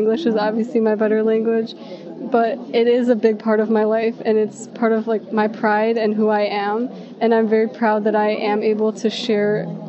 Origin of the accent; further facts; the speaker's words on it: Chicago, Illinois, United States; Yes, I was born in Chicago.